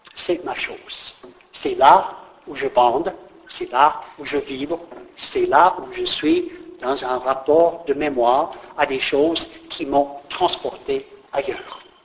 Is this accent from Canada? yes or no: no; United States; moved away; je crève de nostalgie pour mon pays d'origine